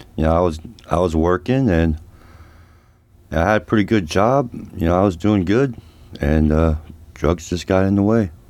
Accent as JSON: {"language": "English", "town": "Reading", "region": "Pennsylvania", "country": "United States", "tie": "born or raised there", "moved": "yes", "lives_now": "Ohio, United States", "said": "I grew up at home, uh, in Reading, P A, with an alcoholic father"}